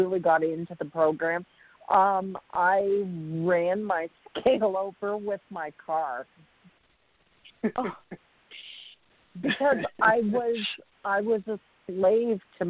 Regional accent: Canada; I'm Canadian

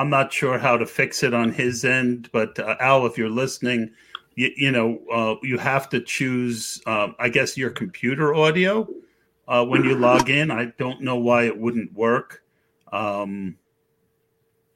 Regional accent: New Jersey, United States; I'm from Jersey

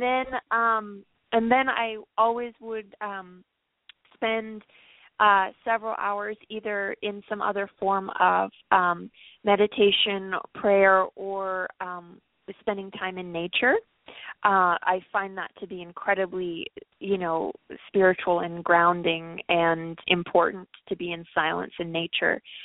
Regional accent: Los Angeles, California, United States; I grew up in Los Angeles

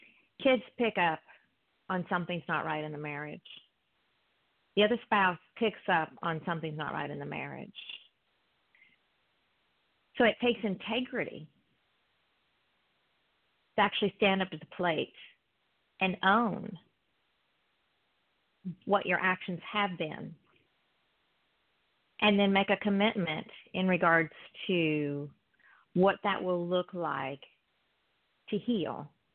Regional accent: East Coast, United States; That's okay. I'm from the East Coast, so it's good to hear your voice.

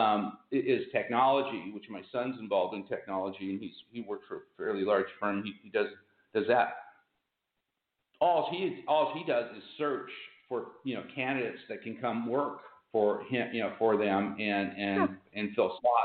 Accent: Pomona, California, United States; I was born in Pomona, which is the city next to Ontario.

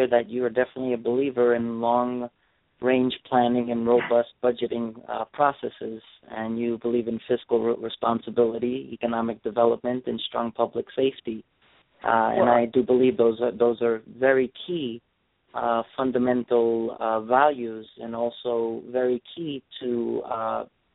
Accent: New York, United States; my home state of New York

